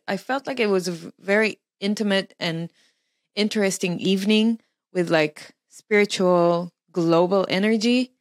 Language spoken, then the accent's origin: English; Israel; moved away as an adult; also born or lived in Melbourne, Australia; I was born in Israel. I lived in Israel until I was 21 when I moved to Australia for six years